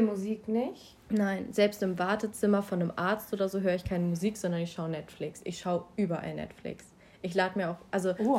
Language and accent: German; Schleswig-Holstein, Germany; komme aus Schleswig-Holstein, genauso wie